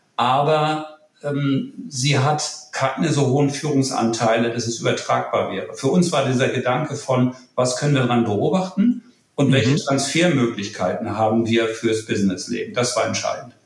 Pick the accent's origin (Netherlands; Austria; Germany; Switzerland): Germany; Kiel, Schleswig-Holstein; accent: Nordlicht; wie man unschwer hört, ein Nordlicht, gebürtig in Kiel